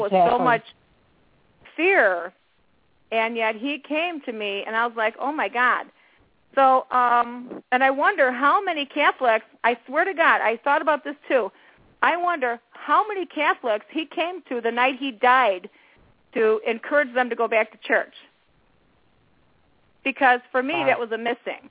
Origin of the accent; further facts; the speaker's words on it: Chicago, Illinois, United States; I was raised around 55th and Kedzie